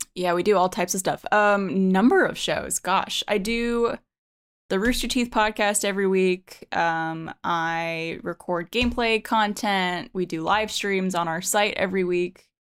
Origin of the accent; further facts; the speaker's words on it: Montreal, Quebec, Canada; moved away as an adult; now in Austin, United States; I'm originally from Montreal, Canada